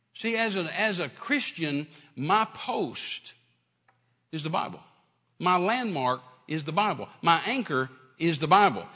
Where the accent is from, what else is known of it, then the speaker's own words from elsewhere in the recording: United States; we're in America, so as an American